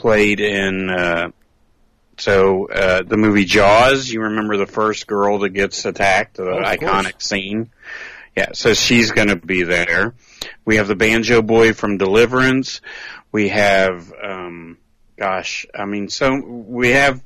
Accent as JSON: {"language": "English", "area": "near Knoxville", "region": "Tennessee", "country": "United States", "tie": "born or raised there", "said": "ours is actually not in Knoxville, even though it's at the airport. It's actually in my hometown"}